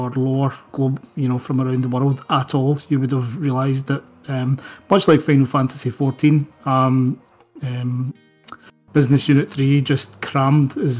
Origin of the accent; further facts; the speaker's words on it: Scotland, United Kingdom; I'm an author from Scotland.